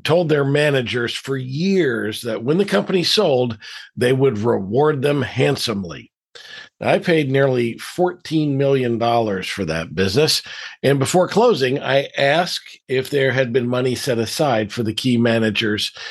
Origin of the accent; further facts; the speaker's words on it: Deep South, United States; I grew up in the Deep South